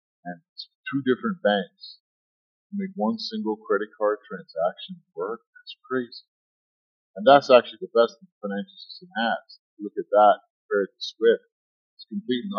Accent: Egypt; now in United States; I'm from Egypt

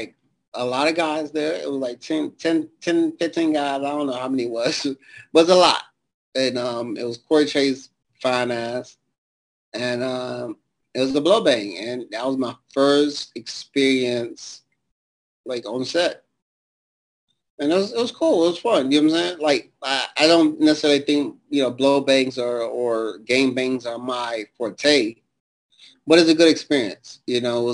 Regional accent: Detroit, Michigan, United States; also born or lived in Savannah, Georgia; growing up in Detroit was rough

